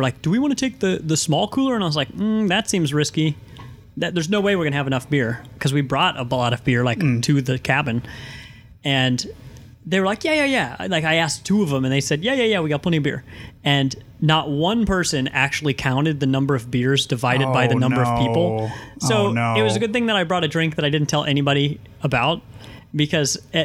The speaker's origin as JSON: {"language": "English", "region": "Missouri", "country": "United States", "said": "we're from Missouri"}